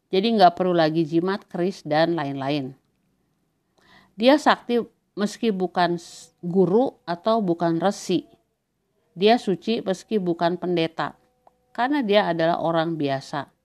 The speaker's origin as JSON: {"language": "Indonesian", "region": "Eastern Indonesia", "country": "Indonesia", "said": "saya dibesarkan banget bahwa kita yang berasal dari Indonesia Timur itu dianggap lebih rendah"}